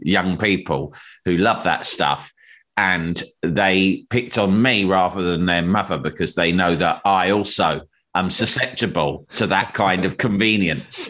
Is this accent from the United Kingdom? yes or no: yes; United Kingdom; being British and living in our society